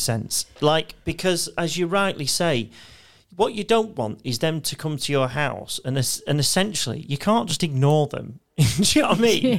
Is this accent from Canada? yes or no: no; United Kingdom; as British sort of kids